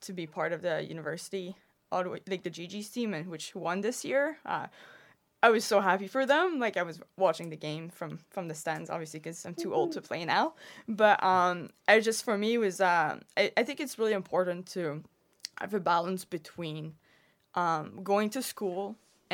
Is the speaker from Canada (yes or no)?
yes; Quebec, Canada; I'm actually from Quebec